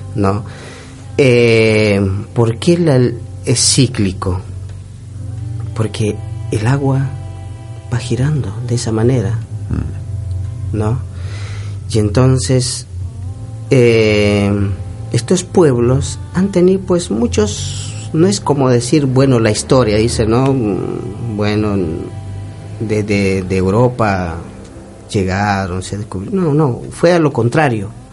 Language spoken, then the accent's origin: Spanish; Colina Blanca community, Ingavi Province, La Paz, Bolivia; Yo soy colla, no y hablo el, el aymara. Mm. No, yo soy de la comunidad eh, Colina Blanca. Eh, eso queda actualmente ya en la provincia de Ingavi